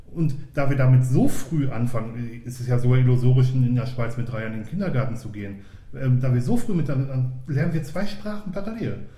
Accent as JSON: {"language": "German", "area": "Ruhr area", "region": "North Rhine-Westphalia", "country": "Germany", "tie": "born or raised there", "moved": "as an adult", "lives_now": "Switzerland", "said": "Ich komme aus dem Ruhrgebiet"}